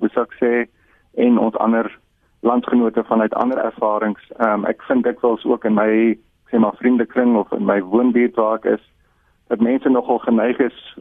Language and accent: Afrikaans; South Africa; ons as Suid-Afrikaners